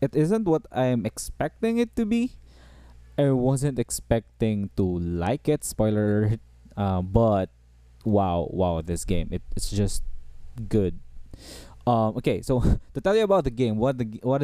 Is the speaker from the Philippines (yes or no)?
yes; Philippines; I'm from the Southeast Asia, by the way. I'm from the Philippines